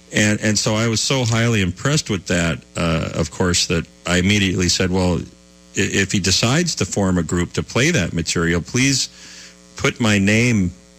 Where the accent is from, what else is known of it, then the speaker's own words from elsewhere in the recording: St. Louis Park, Minnesota, United States; I grew up in St. Louis Park, actually, which is the earliest, one of the early inner ring suburbs of the Twin Cities on the western side of Minneapolis.